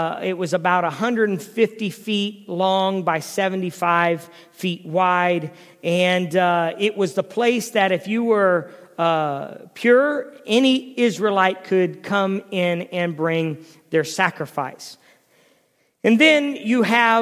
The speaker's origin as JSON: {"language": "English", "town": "Canton", "country": "United States", "tie": "born or raised there", "said": "growing up in Canton and in the home of a pastor"}